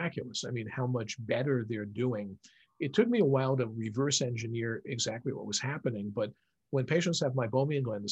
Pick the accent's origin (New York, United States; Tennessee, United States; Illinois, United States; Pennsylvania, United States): New York, United States; New York City; I grew up in New York City